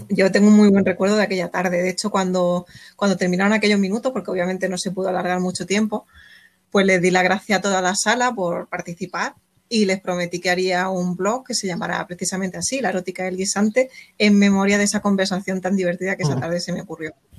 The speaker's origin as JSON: {"language": "Spanish", "town": "Órgiva", "region": "Andalusia", "country": "Spain", "said": "mi pueblo, en Órgiva, en la Alpujarra"}